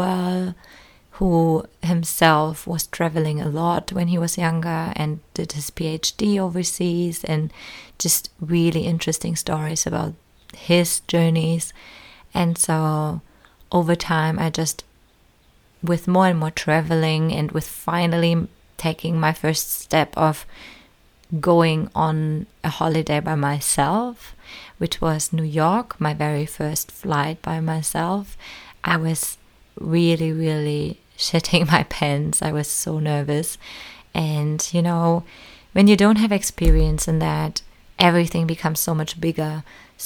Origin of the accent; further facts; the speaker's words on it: small town close to Berlin, Brandenburg, Germany; moved away as an adult; now in New Zealand; I was growing up in Germany in a very small town close to Berlin